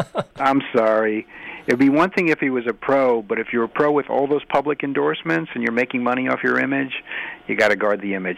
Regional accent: Massachusetts, United States; I'm from Massachusetts

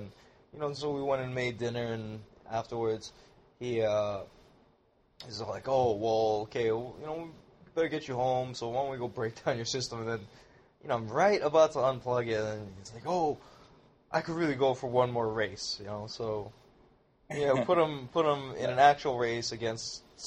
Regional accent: Hawaii, United States; I'm from Hawaii

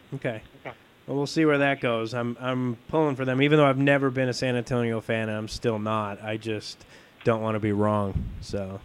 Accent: Italy; I'm from Italy, so I always think football, is soccer

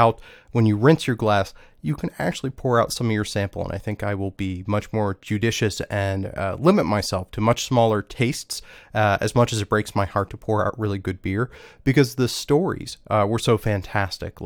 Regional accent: Washington, District of Columbia, United States; right here in my hometown

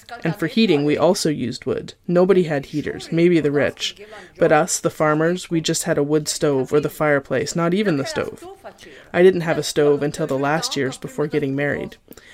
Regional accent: Lombardy, Italy; For me, in the home I grew up in near Milan before the war, I didn't suffer hunger because farmers had everything.

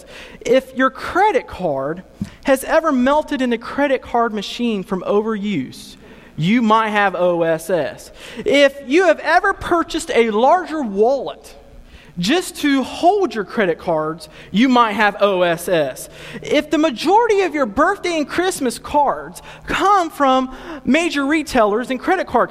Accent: Ohio, United States; also born or lived in Cincinnati; I'm from Ohio

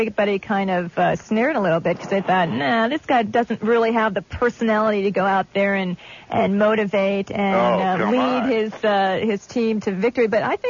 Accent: Cleveland, Ohio, United States; I grew up in Cleveland, and so I'm very familiar with Higbee's and Public Square.

